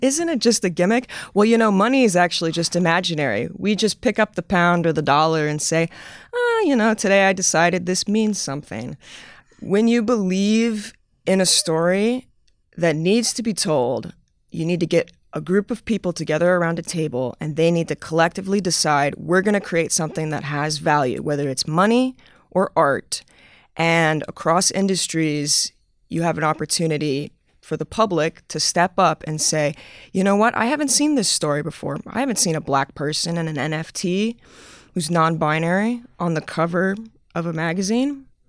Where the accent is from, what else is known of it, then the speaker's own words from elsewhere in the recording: the South, United States; I'm from the South. I'm from the U S.